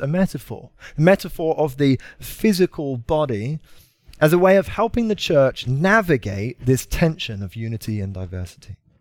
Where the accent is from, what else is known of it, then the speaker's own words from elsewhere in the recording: United Kingdom; moved away; I'm from uh, Britain